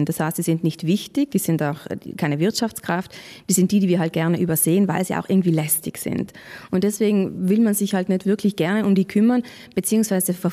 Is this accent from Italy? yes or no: yes; Trentino-Alto Adige, Italy; Chance für uns als Südtiroler Bevölkerung.